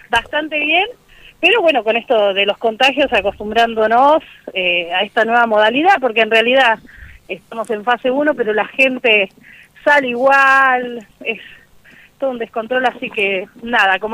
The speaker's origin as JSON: {"language": "Spanish", "country": "Argentina", "said": "calculo que, que como argentinos esto de la solidaridad entre nosotros y demás queda como un mal recuerdo esto."}